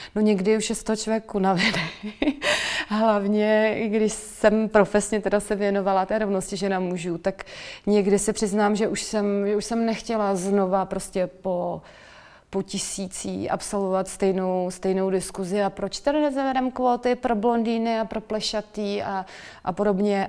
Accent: Czechia; moved away as an adult; also born or lived in Netherlands; vrátila jsem se zpátky eh, po studiích zpátky do, do Čech

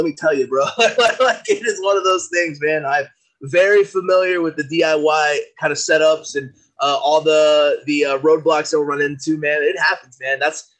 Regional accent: San Antonio, Texas, United States; San Antonio is pumping through these veins here, man. I mean, it's born, raised, bred here, man.

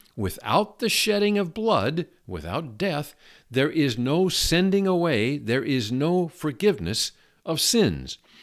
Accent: Seattle, Washington, United States; I grew up in Seattle. I grew up in a fascinating uh, community on the northwest uh, corner of Seattle called Ballard

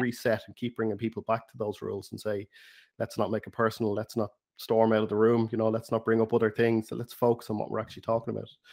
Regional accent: Ireland; accent: Irish; my Irish accent

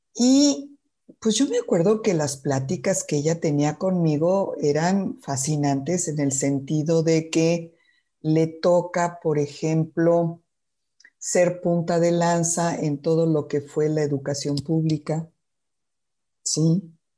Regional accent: Mexico City, Mexico; yo nací en la Ciudad de México

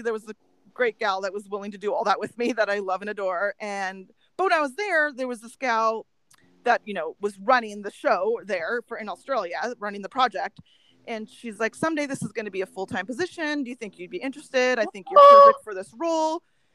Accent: North Dakota, United States; I'm a German from North Dakota

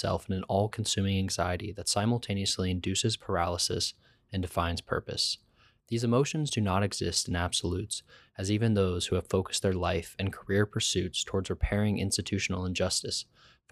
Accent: Muncie, Indiana, United States; moved away as an adult; also born or lived in Cincinnati, Ohio; now in Portland, United States; I grew up in Muncie, Indiana, and studied architecture at the University of Cincinnati. I'm now living in Portland, Oregon

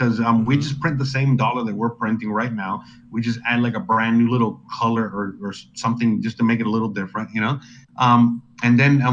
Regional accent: United States; my country of birth is the United States of America, so I am American

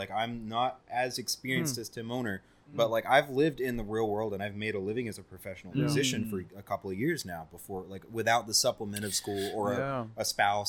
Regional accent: the South, United States; I'm from the South.

